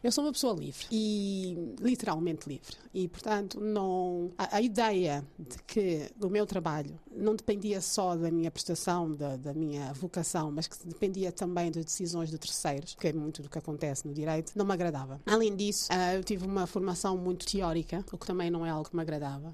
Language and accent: Portuguese; Luanda, Luanda Province, Angola; moved away as an adult; also born or lived in Paris, France; now in Lisbon, Portugal; Nasci em Barra Sagrada Família, Luanda